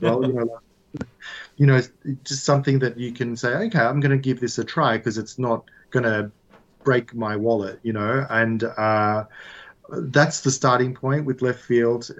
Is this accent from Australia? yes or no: yes; Australia; I grew up in Australia, but my family is Italian